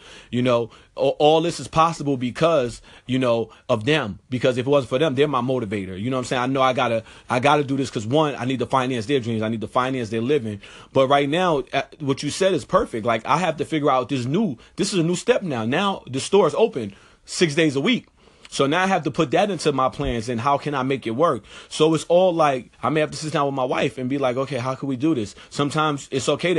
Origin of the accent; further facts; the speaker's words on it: New York, United States; moved away; dudes that I grew up with in New York